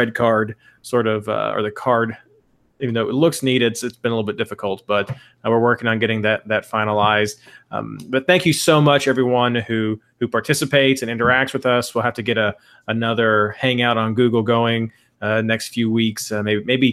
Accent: Kentucky, United States; I'm from Kentucky.

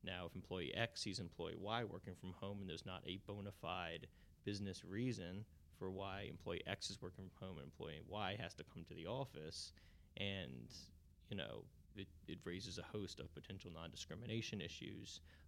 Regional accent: New Orleans, Louisiana, United States; From New Orleans, yep.

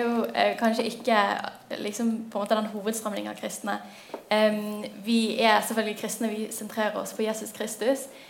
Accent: Bergen, Vestland, Norway; Jeg er 23 år. Jeg kommer fra Bergen

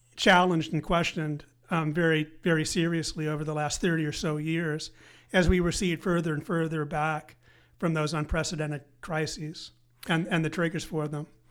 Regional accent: Evanston, Illinois, United States; moved away as an adult; also born or lived in Grinnell, Iowa / Princeton, New Jersey; grew up in Evanston, just north of the city of Chicago.

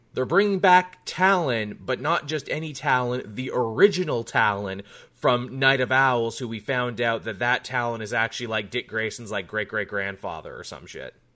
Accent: Australia; you and I come from Canada and Australia, respectively

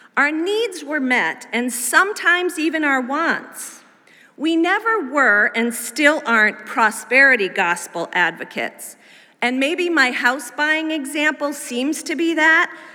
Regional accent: Massachusetts, United States; our little family with a toddler sized three month old moved to New England, where I grew up as a preacher's kid

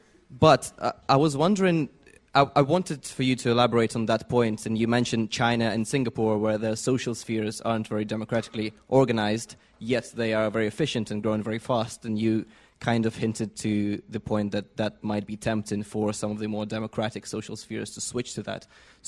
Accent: Ukraine; I come from Ukraine

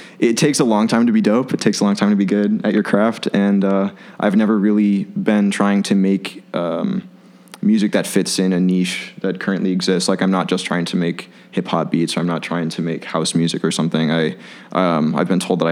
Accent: Chicago, Illinois, United States; I'm born and raised in Chicago

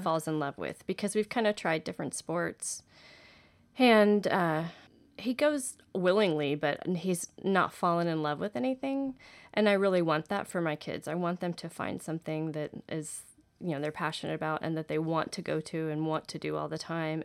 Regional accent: Houston, Texas, United States; I grew up in Houston dancing

